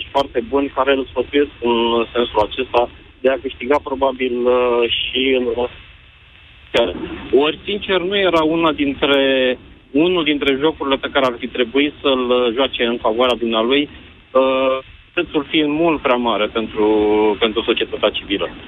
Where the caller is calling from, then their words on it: Bucharest, Romania; din București.